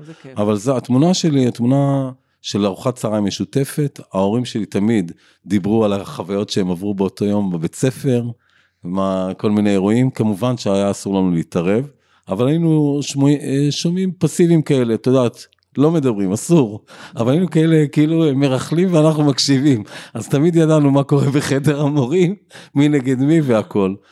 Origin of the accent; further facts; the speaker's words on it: Ra'anana, Central District, Israel; אני מאוד אוהב את העיר, נולדתי בה